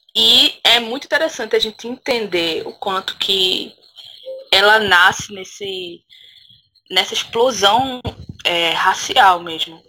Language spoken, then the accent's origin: Portuguese; Recife, Pernambuco, Brazil; now in Paudalho, Brazil; eu sou de Recife, assim, fui, nasci em Recife, num, no subúrbio também, num bairro chamado